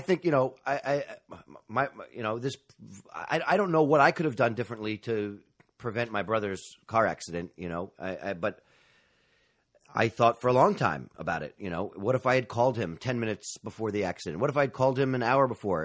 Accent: New York, United States; I'm a native New Yorker. I grew up in Manhattan

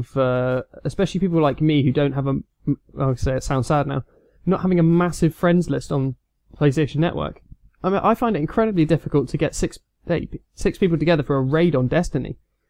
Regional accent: United Kingdom; We can say this as being British.

